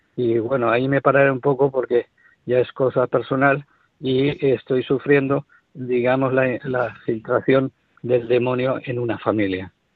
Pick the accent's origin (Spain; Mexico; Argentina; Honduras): Spain; Valencian Community; vengo de Valencia, de familia de mártires